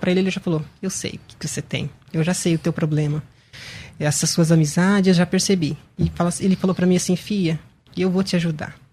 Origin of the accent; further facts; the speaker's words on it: Paraná, Brazil; Eu sou natural de, Paraná.